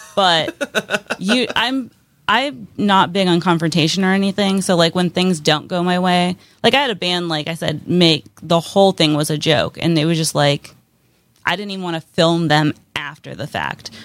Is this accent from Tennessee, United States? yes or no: no; Pennsylvania, United States; moved away as an adult; now in Pittsburgh, United States; I'm from a place called Quarry, Pennsylvania